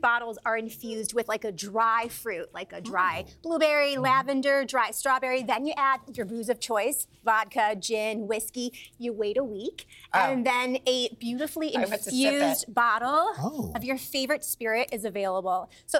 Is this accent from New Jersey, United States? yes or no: no; Chicago, Illinois, United States; that's my hometown, Chicago.